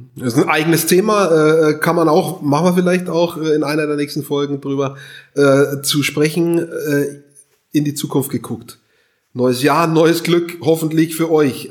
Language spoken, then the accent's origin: German; Hof, Bavaria, Germany; meine Heimatstadt ist Hof